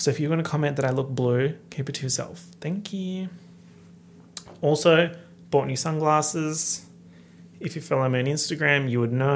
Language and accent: English; Australia; accent: Australian; my heinous Australian accent